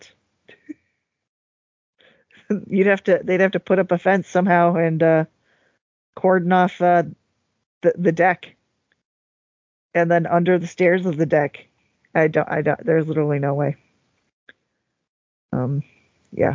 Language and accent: English; United States; I'm an American.